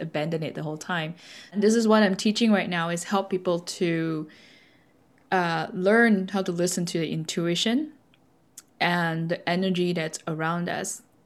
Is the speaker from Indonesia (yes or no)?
no; Malaysia; I was born in Malaysia, so we uh, brought up with the Buddhist uh, teaching